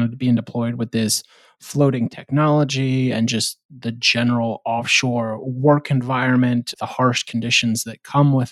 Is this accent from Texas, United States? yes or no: no; Morro Bay, California, United States; now in Oklahoma, United States; Morro Bay, California is actually one of those project sites. So the Diablo Canyon, Morro Bay, like that whole site is where I used to surf and grow up